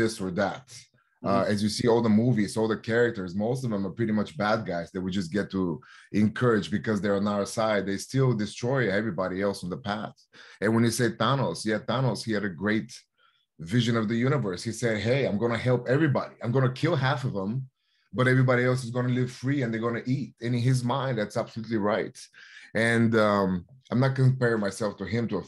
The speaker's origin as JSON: {"language": "English", "town": "Plovdiv", "region": "Plovdiv Province", "country": "Bulgaria", "tie": "born or raised there", "moved": "yes", "said": "my hometown in Plovdiv, Bulgaria, which is the sixth oldest living city in Bulgaria."}